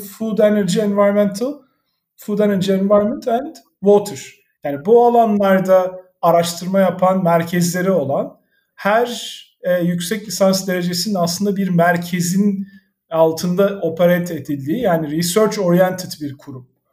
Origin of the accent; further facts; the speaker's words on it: İzmir, Turkey; moved away as an adult; also born or lived in Ankara / Istanbul / San Francisco; ben İzmirliyim